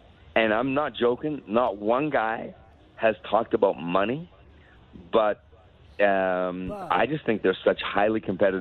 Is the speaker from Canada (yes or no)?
yes; Canada; As a Canadian